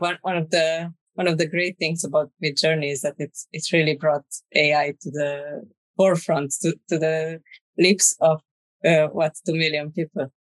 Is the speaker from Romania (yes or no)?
yes; Romania; moved away as an adult; also born or lived in Dublin, Ireland; now in Spain; I'm originally from Romania